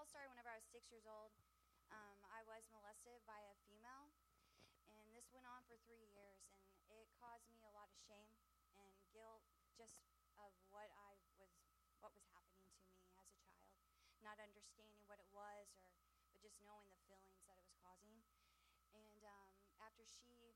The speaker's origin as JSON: {"language": "English", "town": "Cassville", "region": "Missouri", "country": "United States", "said": "I'm from Cassville"}